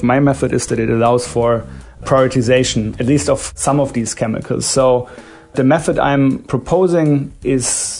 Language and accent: English; Germany; now in United States; I'm from Germany